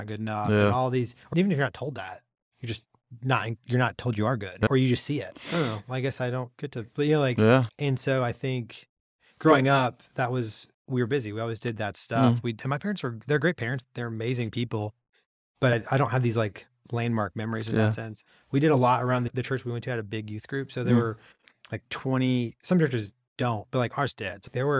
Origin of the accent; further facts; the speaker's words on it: St. Louis, Missouri, United States; the school district next to us was Ferguson. I grew up in Florissant, was Ferguson, where like all the Ferguson riots and things were. Right? Yeah. So that is the edge of where I grew up.